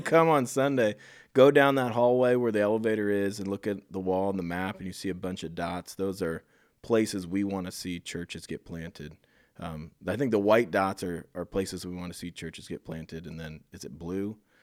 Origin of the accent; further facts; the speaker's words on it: Iowa, United States; moved away as an adult; also born or lived in Phoenix area, Arizona; I'm from Iowa, so I knew it, but I moved back from the Phoenix area in January